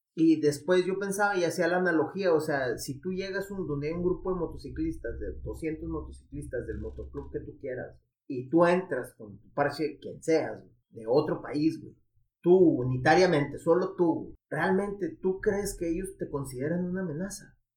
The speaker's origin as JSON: {"language": "Spanish", "town": "Ciudad Juárez", "region": "Chihuahua", "country": "Mexico", "said": "de Juárez"}